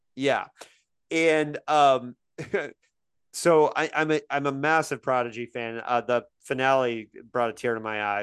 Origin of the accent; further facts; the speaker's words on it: Indiana, United States; moved away; I grew up in Indiana